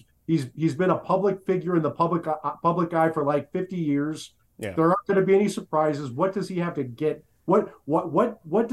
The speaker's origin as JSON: {"language": "English", "region": "Iowa", "country": "United States", "said": "I'm from Iowa"}